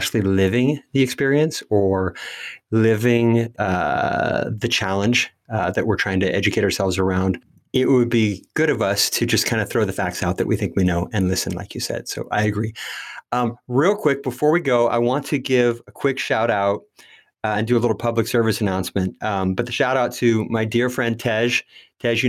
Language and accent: English; Marysville, California, United States; also born or lived in Yuba City, California; I was born in Yuba City, California, a Northern California city, a Sacramento Valley town that was once named the worst city in the USA. I spent time growing up in the tiny town next door, Marysville.